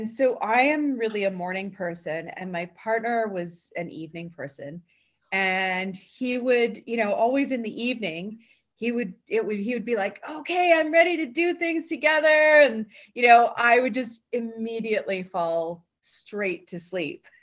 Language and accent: English; Victoria, British Columbia, Canada; also born or lived in Gulf Islands; now in Thetis Island, Canada; I grew up in Victoria.